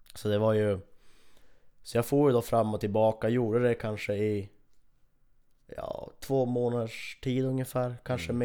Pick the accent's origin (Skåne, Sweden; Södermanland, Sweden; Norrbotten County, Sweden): Norrbotten County, Sweden; Kiruna; här hemma i Kiruna